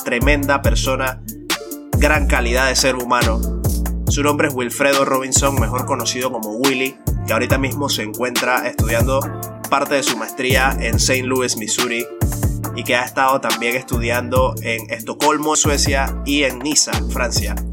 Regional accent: Panama; moved away as an adult; now in United Kingdom; desde que salí de Panamá

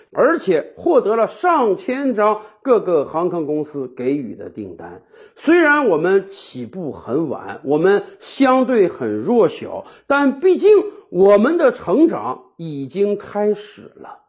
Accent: China; 我们中国人也是人

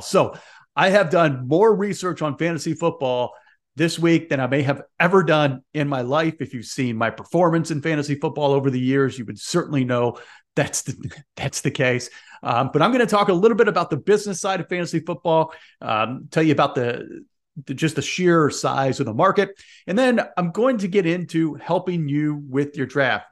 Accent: Indianapolis, Indiana, United States; I'm an Indiana guy. I grew up in Indianapolis

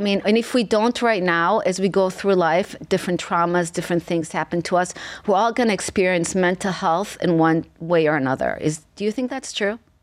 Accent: Israel; moved away; I came to this country from Israel

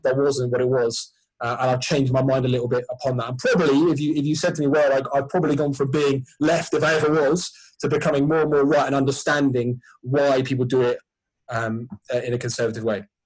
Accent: Sussex, South East England, United Kingdom; I grew up in, when I grew up in Sussex

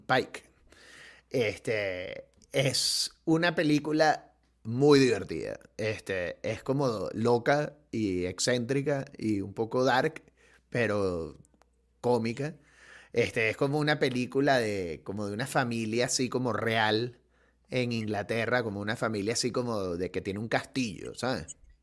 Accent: Venezuela

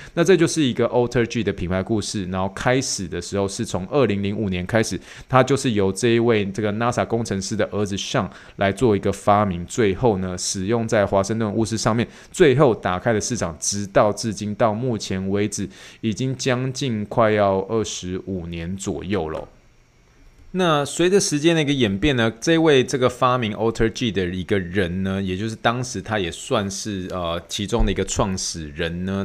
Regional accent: Taiwan; accent: Taiwanese accent; now in United States; 我的台湾腔

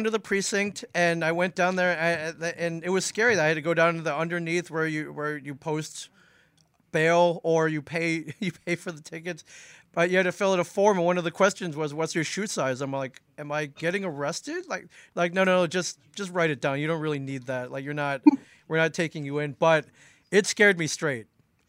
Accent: Midwest, United States; moved away; also born or lived in Los Angeles; So I've lived in Jersey almost 20 years. I moved around a lot. I grew up mainly in the Midwest. Spent some time out west in Los Angeles.

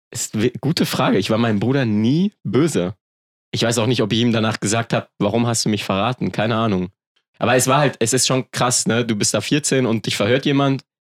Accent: Germany; born there; Ich bin in Deutschland geboren, oft umgezogen. Ich musste immer mein Umfeld wechseln.

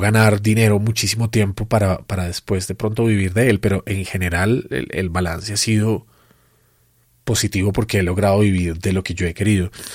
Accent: Colombia

